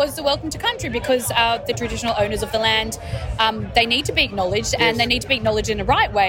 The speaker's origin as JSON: {"language": "English", "town": "Sydney", "region": "New South Wales", "country": "Australia", "said": "I'm from Sydney, from Bondi."}